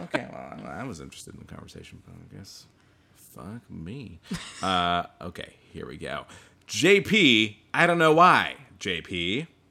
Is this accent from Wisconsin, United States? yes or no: no; Bothell, Washington, United States; closer to my hometown around the Bothell